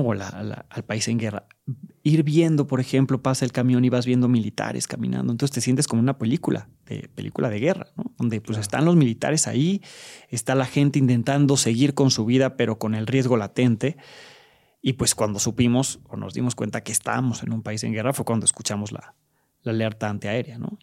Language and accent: Spanish; Mexico; en mi país hay mucha violencia y sí estamos en riesgo, pero es un país en paz